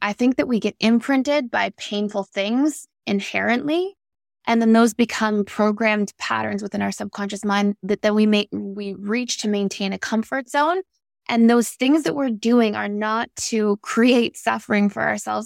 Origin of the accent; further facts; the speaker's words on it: Toronto, Ontario, Canada; I grew up in Toronto, Canada